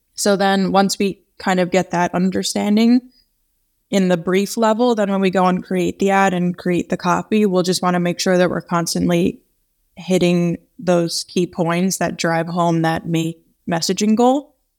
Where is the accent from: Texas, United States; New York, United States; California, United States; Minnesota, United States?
New York, United States; being a New Yorker